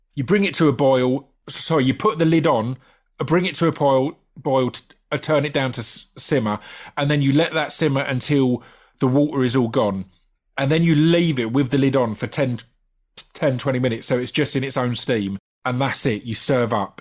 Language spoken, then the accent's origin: English; United Kingdom; a British takeaway obsessive